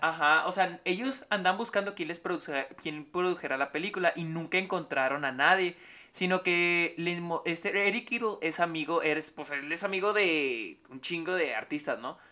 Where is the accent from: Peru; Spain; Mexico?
Mexico; now in El Paso, United States; soy de México